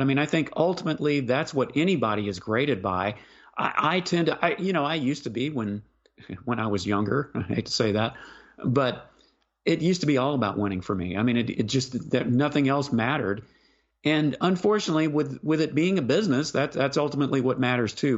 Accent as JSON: {"language": "English", "town": "Houston", "region": "Texas", "country": "United States", "tie": "born or raised there", "moved": "yes", "said": "I, I grew up in Houston, I no longer live there"}